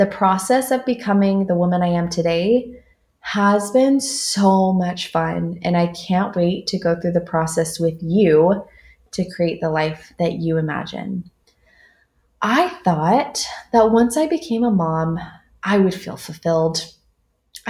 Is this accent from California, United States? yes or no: yes; Southern California, United States; moved away as an adult; now in Dallas, United States; I'm from Southern California, and I've been living in Dallas for the last 5 years